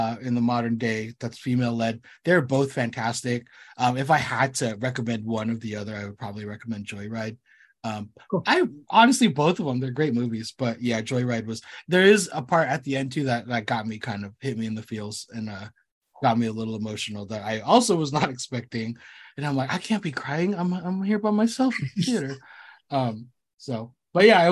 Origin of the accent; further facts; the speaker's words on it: United States; I was born here. I was born here in the States